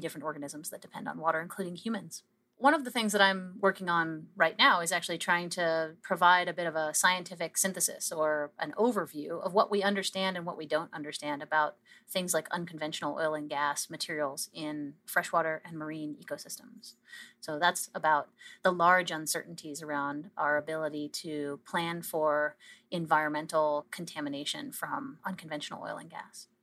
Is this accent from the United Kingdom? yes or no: no; Canada; we as a Canadian scientific community